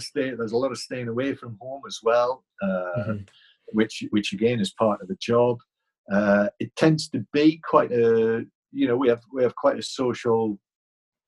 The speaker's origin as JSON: {"language": "English", "region": "England", "country": "United Kingdom", "said": "I am English"}